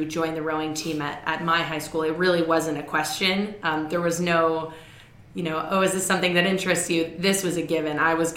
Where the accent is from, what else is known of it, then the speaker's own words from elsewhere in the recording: Toronto, Ontario, Canada; moved away as an adult; also born or lived in Massachusetts, United States / New York, United States; now in United States; I am Canadian, so I was born in Toronto, Ontario, and went to an all-girls private school in downtown Toronto